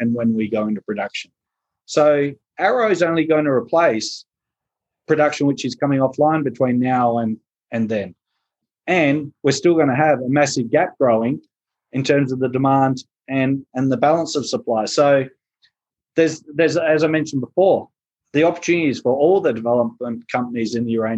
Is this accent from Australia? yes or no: yes; South Australia, Australia; moved away; my home state